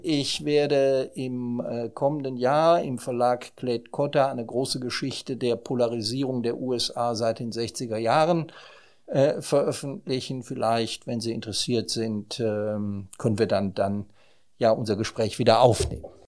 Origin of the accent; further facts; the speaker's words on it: Germany; wir sind als Europäer und als Deutsche